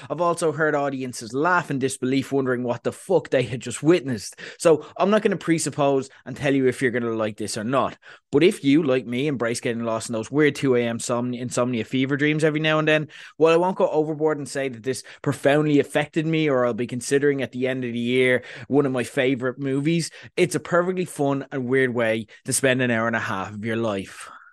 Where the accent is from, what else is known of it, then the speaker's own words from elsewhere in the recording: Ireland; we're Irish